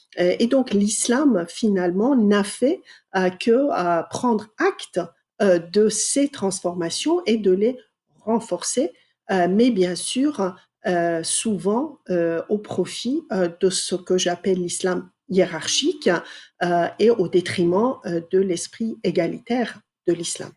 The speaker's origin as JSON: {"language": "French", "country": "Iran", "tie": "born or raised there", "moved": "as an adult", "lives_now": "France", "said": "j'ai grandi en Iran jusqu'à l'âge de 20 ans."}